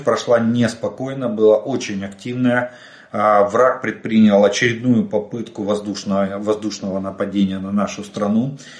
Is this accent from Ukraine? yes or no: yes; Ukraine; мы из Украины